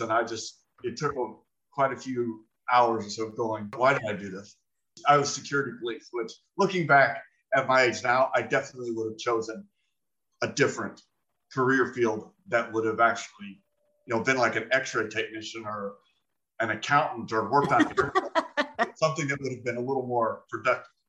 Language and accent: English; Phoenix, Arizona, United States; I was born and raised in Phoenix, Arizona, 1972.